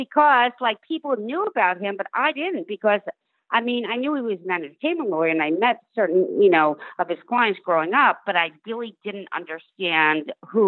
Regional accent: New York City, New York, United States; New York City.

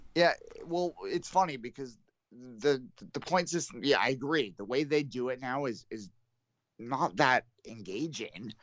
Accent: Canada; I'm Canadian.

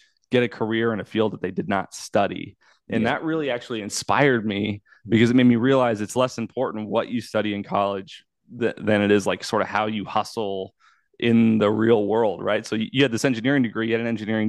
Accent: Bloomington, Illinois, United States; I grew up in Bloomington, Illinois

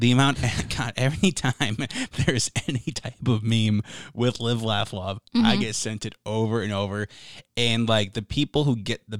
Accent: Minnesota, United States; but we're from Minnesota, so we had to play it.

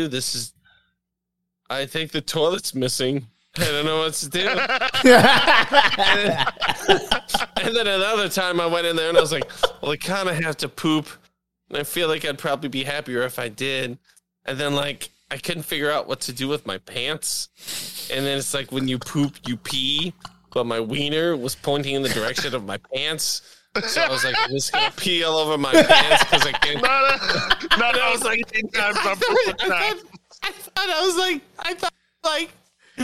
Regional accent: United States; I'm American and stiff and fucking old

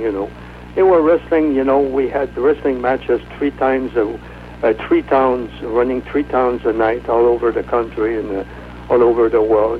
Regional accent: Quebec City, Quebec, Canada; moved away as an adult; now in North Carolina, United States; I'm from Quebec City, Canada

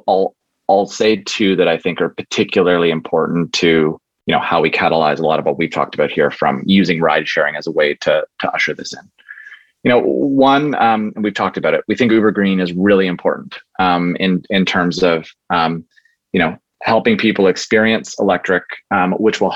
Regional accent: Canada; proud as a Canadian

